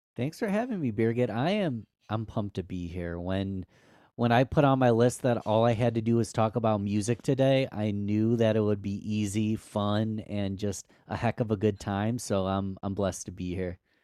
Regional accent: Rochester, New York, United States; my hometown, which is Rochester, New York, upstate New York.

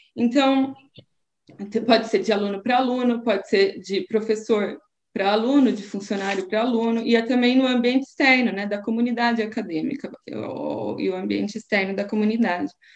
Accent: Brazil; now in Portugal; enquanto brasileira

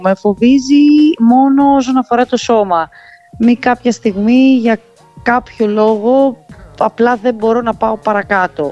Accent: Naxos, South Aegean, Greece; now in Sparta, Greece; μπορεί να είμαι από την Άξο αλλά επειδή μένω εδώ είναι η πόλη μου

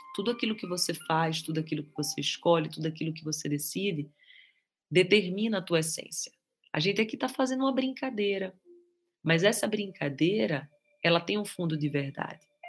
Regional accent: Recife, Pernambuco, Brazil; now in Guarujá, Brazil; Na minha terra, Recife

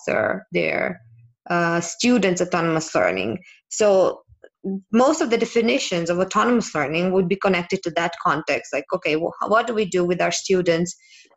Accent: Serbia; now in Barcelona, Spain; I'm from Serbia originally, and I currently live in Spain, in Barcelona

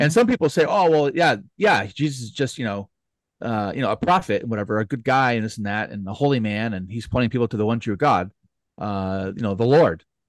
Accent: United States; as Americans, especially, you know, speaking as American

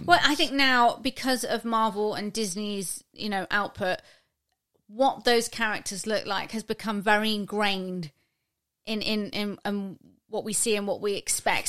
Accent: United Kingdom; we're British

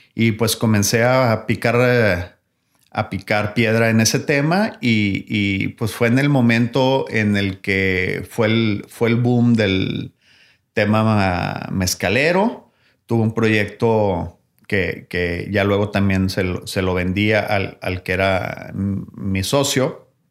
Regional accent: Mexico; lo que nos hace nuestro como mexicanos

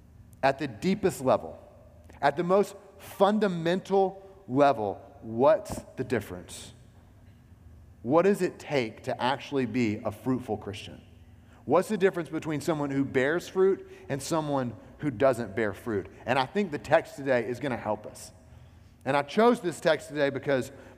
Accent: Alabama, United States; also born or lived in South Carolina; now in North Carolina, United States; I'm from Alabama, okay? I grew up there

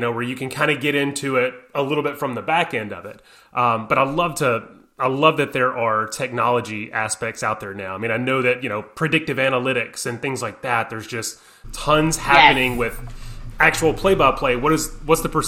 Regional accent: Louisiana, United States; growing up in Louisiana when I was younger

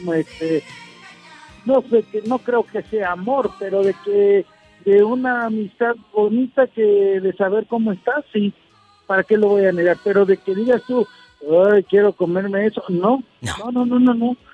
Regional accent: San Juan de Abajo, Nayarit, Mexico; yo soy nacido de ahí cerca de Puerto Vallarta

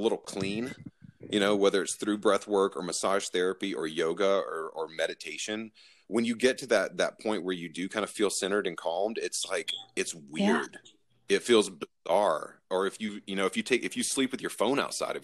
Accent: Southeast, United States; growing up in the Southeast

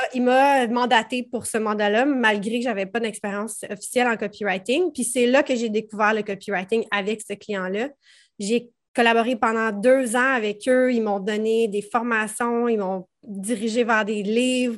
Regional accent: Prévost, Quebec, Canada; Je viens de Prévost dans les Laurentides, donc rive nord de Montréal

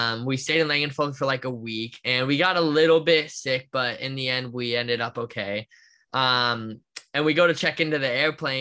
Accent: Orlando, Florida, United States; growing up where I grew up in Orlando and in America

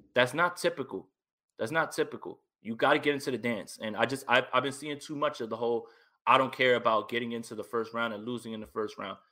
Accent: East Coast, New Jersey, United States; I'm from the East Coast, right? I'm in Jersey

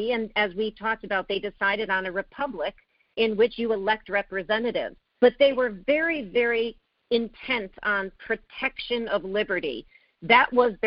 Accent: Connecticut, United States; I was born in Connecticut

